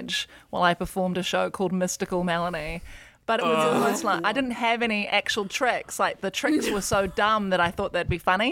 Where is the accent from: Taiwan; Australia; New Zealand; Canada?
New Zealand; as a New Zealander